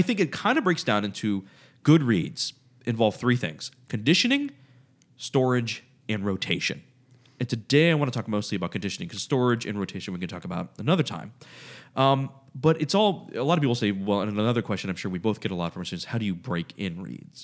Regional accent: United States; I'm an American.

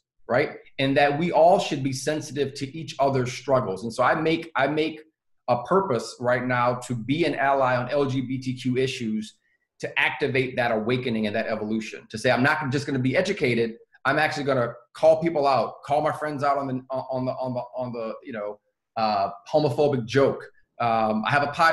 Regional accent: the South, United States; I grew up in the South.

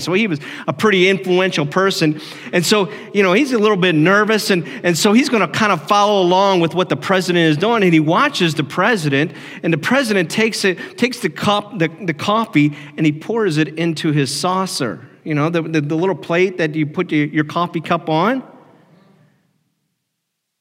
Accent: Ohio, United States; moved away; I grew up in Ohio

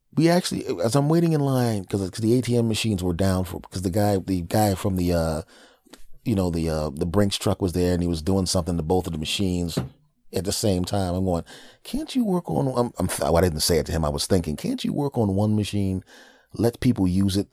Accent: Philadelphia, Pennsylvania, United States; my hometown of Philadelphia

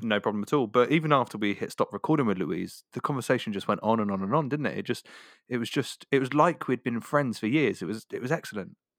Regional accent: Devon, South West England, United Kingdom; accent: Devonshire; my Devonshire accent

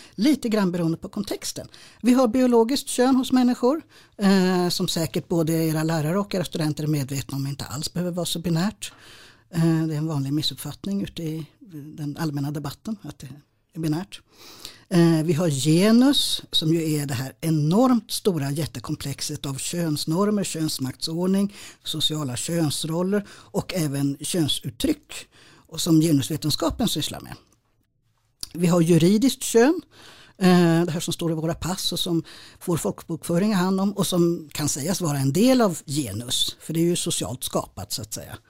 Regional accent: Stockholm, Stockholm County, Sweden; jag är stockholmare

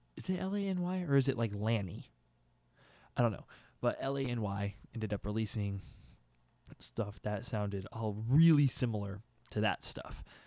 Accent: Austin, Texas, United States; I'm from Austin

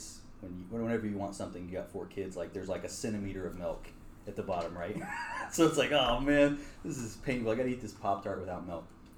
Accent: Western Colorado, United States; I grew up in Western Colorado, white family, you know, not a lot of culture, like Irish, Swedish

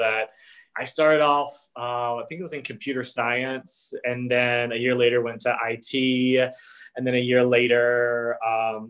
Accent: South Georgia, United States; accent: Southern; moved away; I'm originally from South Georgia. So here and there, you'll hear like a little Southern accent pop in and out

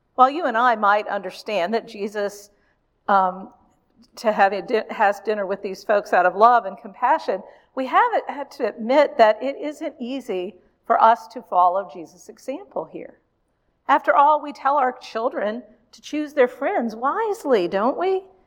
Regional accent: Richmond, Virginia, United States; my hometown of Richmond, Virginia.

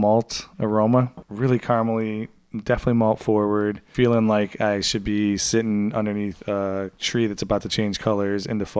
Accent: United States; because I'm American

